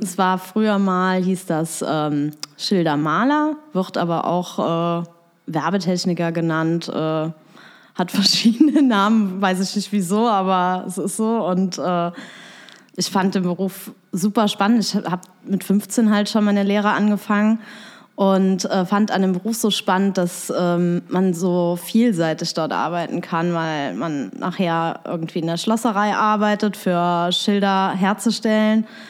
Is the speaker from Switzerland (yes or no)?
no; Bitburg, Rhineland-Palatinate, Germany; also born or lived in Trier; now in Koblenz, Germany; ursprünglich bin ich eigentlich aus Bitburg in der Eifel